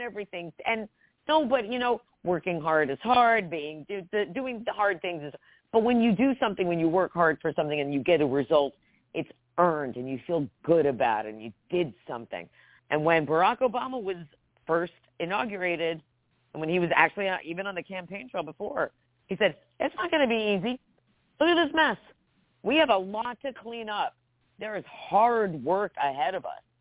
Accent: New Jersey, United States; moved away; also born or lived in Georgia; I grew up in Jersey, so Delaware is right next door

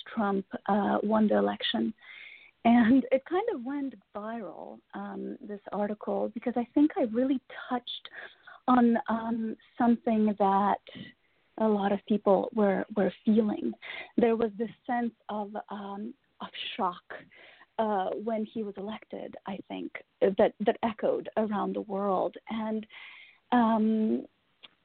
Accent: Russia; moved away; I was born and raised in Russia

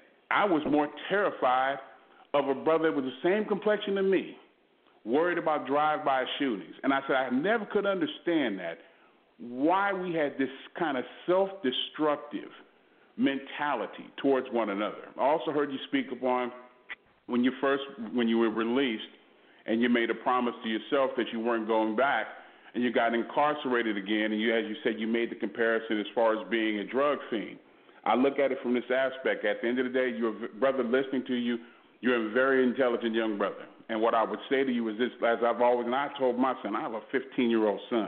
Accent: Los Angeles, California, United States; now in Houston, United States; I was born and raised in South Central Los Angeles, surrounded by gangs.

